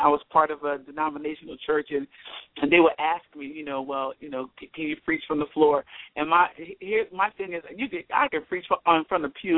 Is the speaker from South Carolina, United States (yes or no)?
yes; Rock Hill, South Carolina, United States; I'm from Rock Hill.